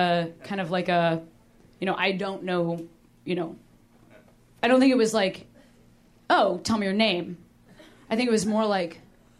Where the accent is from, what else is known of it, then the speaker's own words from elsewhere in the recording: Chicago, Illinois, United States; now in Los Angeles, United States; I'm from Chicago.